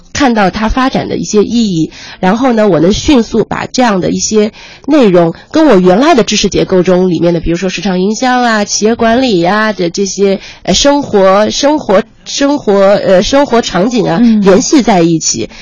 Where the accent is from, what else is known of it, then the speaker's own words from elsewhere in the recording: Ningbo, Zhejiang, China; 我是浙江的宁波人